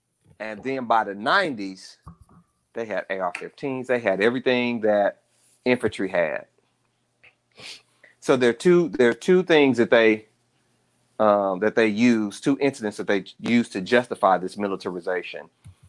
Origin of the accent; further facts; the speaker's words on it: Dallas, Texas, United States; I growing up in Dallas. I literally watched that happen.